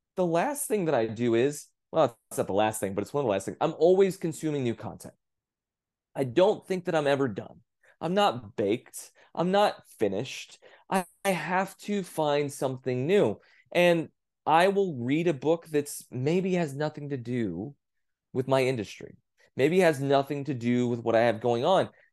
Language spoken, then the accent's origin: English; Texas, United States; growing up in Texas